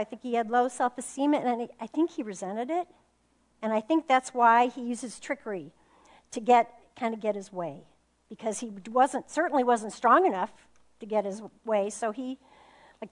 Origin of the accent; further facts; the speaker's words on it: Phoenix, Arizona, United States; I'm from Phoenix, Arizona